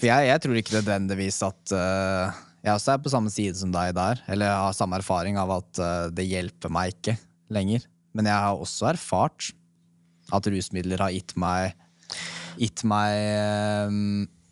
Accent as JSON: {"language": "Norwegian", "region": "Oslo", "country": "Norway", "said": "jeg er fra Oslo"}